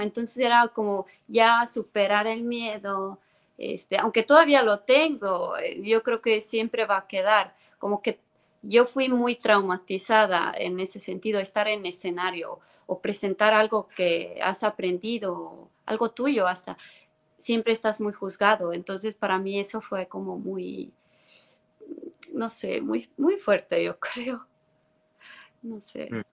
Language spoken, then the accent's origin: Spanish; Tallinn, Harju County, Estonia; first language Estonian; Spanish is a second language; moved away as an adult; now in Mexico; yo soy de Tallinn, Estonia. Tallinn es la capital de Estonia. Yo crecí en Tallinn